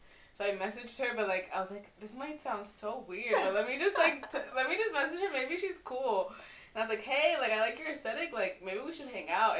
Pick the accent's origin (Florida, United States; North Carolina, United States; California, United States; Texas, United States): Florida, United States; Fort Lauderdale; moved away as an adult; now in Madrid, Spain; We're both from Miami. Mm-hmm. Well, really Fort Lauderdale, but since no one really knows Fort Lauderdale, we say Miami, no?